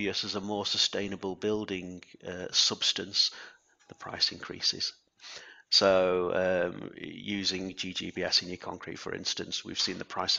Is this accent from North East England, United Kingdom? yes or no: yes; Alnwick, North East England, United Kingdom; It's my hometown, I guess, Alnwick